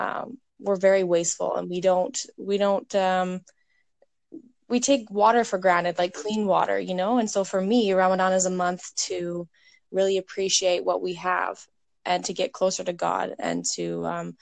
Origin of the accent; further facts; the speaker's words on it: Canada; also born or lived in Edmonton, Alberta; I'm from Canada.